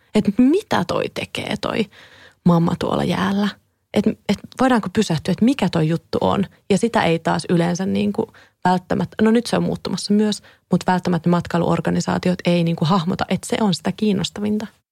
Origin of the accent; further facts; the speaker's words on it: Kouvola, Kymenlaakso, Finland; now in Helsinki, Finland; mä muistan jo lapsena, kun mä tulin Kouvolasta Helsingin rautatieasemalle junalla useita kertoja